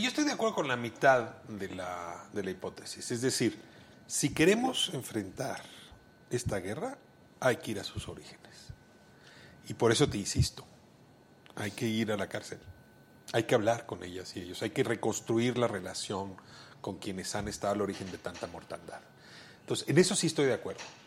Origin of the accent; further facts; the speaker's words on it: Mexico City, Mexico; yo nací en Amiscuac